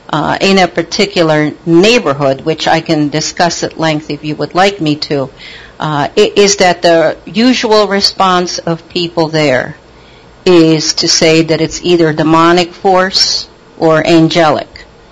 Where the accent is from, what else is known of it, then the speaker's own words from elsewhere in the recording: Connecticut, United States; now in Pennsylvania; I'm actually in Pennsylvania now, but I actually spent my teen years and my college years in Connecticut.